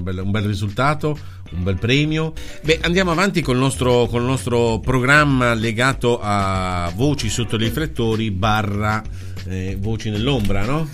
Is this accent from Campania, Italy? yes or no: no; Liguria, Italy; accent: Ligurian; in Liguria eh, il nostro dialetto, la nostra parlantina, che è riconoscibile in tutto il mondo